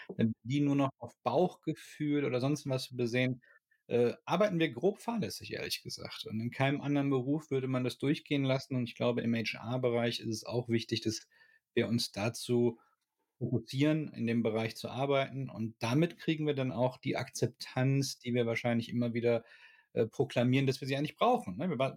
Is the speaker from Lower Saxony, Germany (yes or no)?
no; Ruhr area, North Rhine-Westphalia, Germany; ich komme aus dem Ruhrgebiet